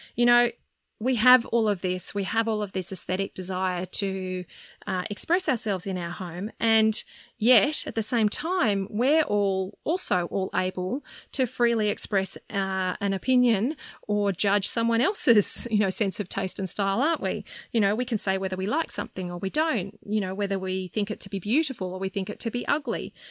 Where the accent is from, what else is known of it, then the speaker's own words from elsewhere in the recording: Sydney, New South Wales, Australia; I grew up in Sydney